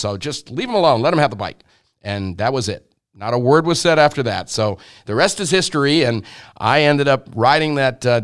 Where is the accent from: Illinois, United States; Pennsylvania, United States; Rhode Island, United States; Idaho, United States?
Rhode Island, United States; now in California, United States; I grew up in Rhode Island, the smallest little state in the country.